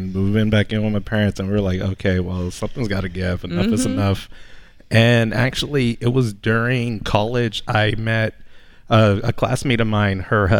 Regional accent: Los Angeles, California, United States; We're from Los Angeles.

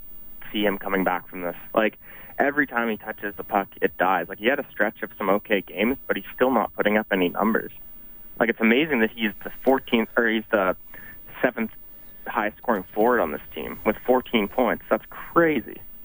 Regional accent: Winnipeg, Manitoba, Canada; I'm from Winnipeg too.

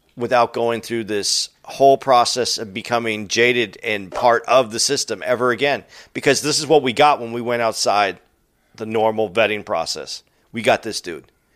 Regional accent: United States; as an American

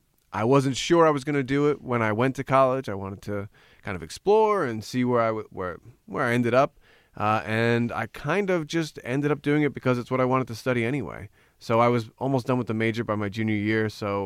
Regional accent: Glen Rock, New Jersey, United States; I grew up in Glen Rock, New Jersey. Small, 13,000 people, two train lines coming through. As corny as you could get American small town.

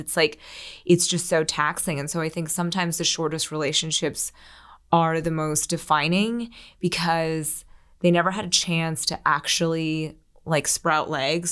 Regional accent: Philadelphia, Pennsylvania, United States; moved away as an adult; also born or lived in New York City; I grew up outside of Philly

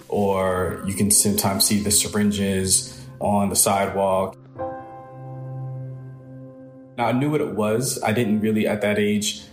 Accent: New York City, New York, United States; I was born in Brooklyn, New York. I was raised by my mother.

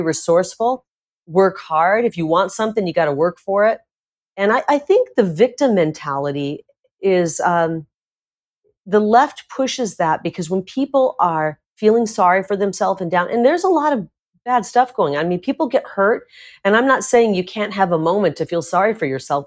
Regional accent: Iowa, United States; now in Arizona, United States; I grew up in Iowa, part of my childhood in rural Iowa

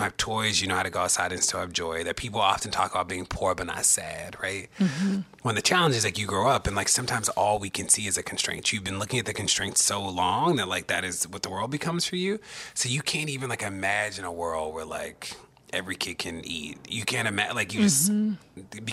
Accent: Baltimore, Maryland, United States; moved away as an adult; also born or lived in Maine; growing up in Baltimore

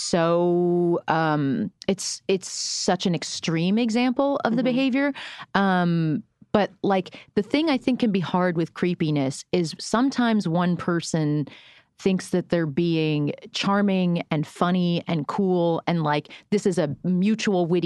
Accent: Florida, United States; I'm from Florida

